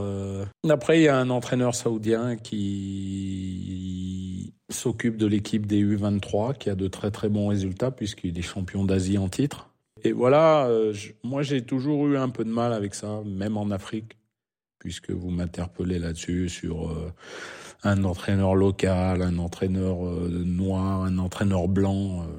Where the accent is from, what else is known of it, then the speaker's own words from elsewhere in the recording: France; accent: French; moved away as an adult; now in Saudi Arabia; avec mon French accent